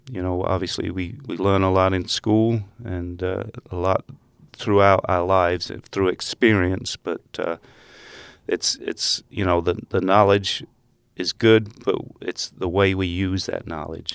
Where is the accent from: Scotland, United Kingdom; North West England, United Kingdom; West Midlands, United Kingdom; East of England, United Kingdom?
East of England, United Kingdom; Essex; moved away as an adult; also born or lived in Netherlands; now in Hamilton, United States; when I was six months old, we moved to England and uh, grew up in uh, Essex County near London